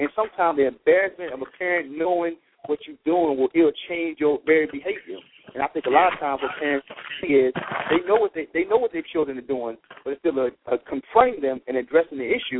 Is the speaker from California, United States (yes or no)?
no; North Carolina, United States; You know, because when I grew up in North Carolina.